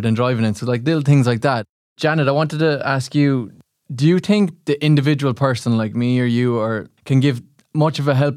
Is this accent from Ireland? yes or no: yes; Limerick, Munster, Ireland; my hometown in Limerick